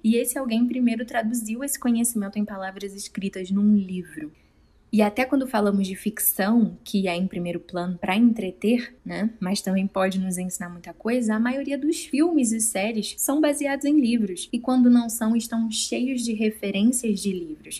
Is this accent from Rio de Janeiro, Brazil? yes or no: yes; Rio de Janeiro, Brazil; also born or lived in Guapimirim, Rio de Janeiro; Lembro que quando mudamos da Vila da Penha, na capital do Rio, para Guapimirim, que é mais no interior do estado, nós passamos quase um ano sem televisão em casa e também não tinha internet. Foi entre os meus 14 e 15 anos de idade.